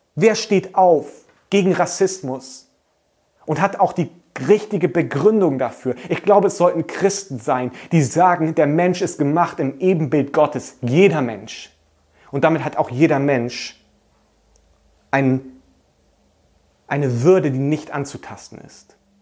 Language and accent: German; Germany; als Deutsche